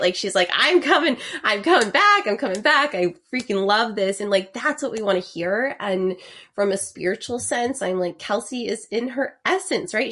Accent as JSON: {"language": "English", "region": "Idaho", "country": "United States", "said": "I am from Idaho"}